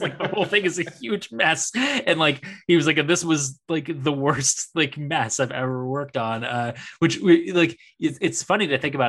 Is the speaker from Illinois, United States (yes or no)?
no; Bay Area, California, United States; I grew up in the Bay Area